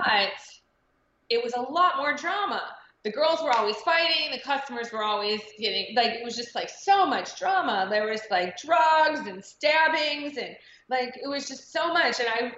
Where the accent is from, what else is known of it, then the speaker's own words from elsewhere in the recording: Cincinnati, Ohio, United States; I'm originally from Cincinnati, Ohio.